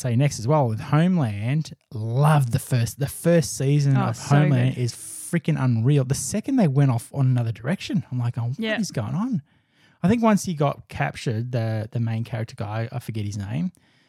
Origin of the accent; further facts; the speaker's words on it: United Kingdom; It's like, man, I'm British.